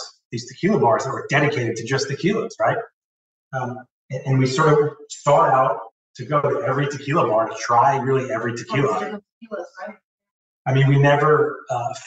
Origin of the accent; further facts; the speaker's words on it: New Jersey, United States; also born or lived in New York City; now in Newport, United States; We moved across the George Washington Bridge and really grew up a lot of time, most of my time in New Jersey.